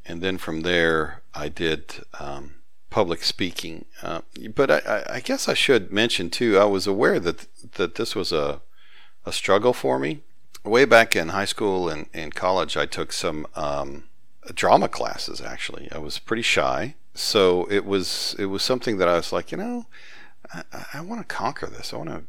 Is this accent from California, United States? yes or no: no; Huntsville, Alabama, United States; growing up in Huntsville, Alabama, just as smart and just as capable, but they never decided to shake their Southern accent.